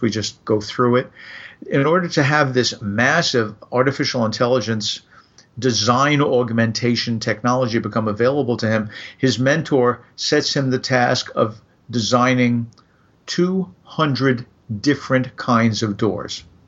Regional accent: New York, United States; moved away as an adult; also born or lived in Midwest; growing up in New York

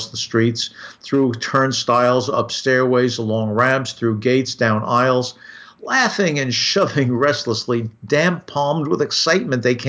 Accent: New York, United States; I grew up in New York

